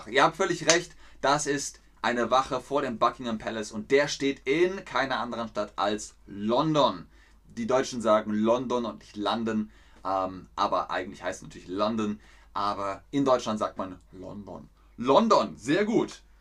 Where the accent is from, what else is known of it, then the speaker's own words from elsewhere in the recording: Namibia; Bei uns in Namibia ist es am 19. Juli, das, äh, Juni.